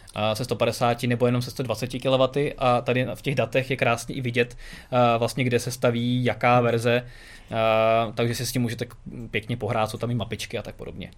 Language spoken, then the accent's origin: Czech; Czechia